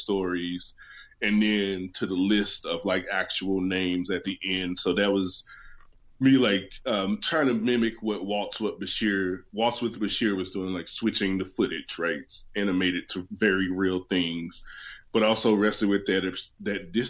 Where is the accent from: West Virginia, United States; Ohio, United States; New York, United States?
West Virginia, United States; moved away; I'm from West Virginia, so my L's don't show up in the middle of my words often.